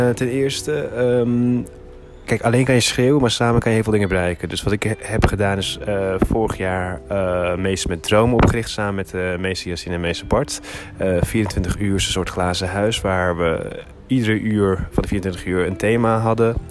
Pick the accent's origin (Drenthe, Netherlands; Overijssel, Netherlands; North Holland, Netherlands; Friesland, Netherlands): North Holland, Netherlands; Hilversum; also born or lived in Turkey; ik ben hier geboren in Hilversum. Eh, van mijn zevende tot mijn elfde jaar ben ik naar Turkije gegaan.